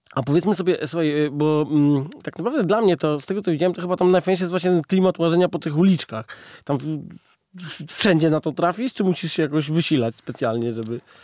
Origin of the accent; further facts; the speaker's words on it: Poland; u nas na Wawelu